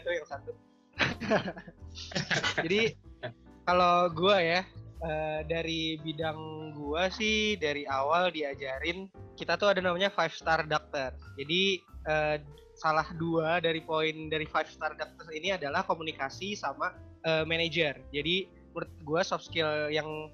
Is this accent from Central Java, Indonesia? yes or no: no; Jakarta, Indonesia; moved away as an adult; also born or lived in Java; now in Bandung, Indonesia; gue asli Jawa dan besar di Jakarta gitu tapi gue sekarang praktek di Bandung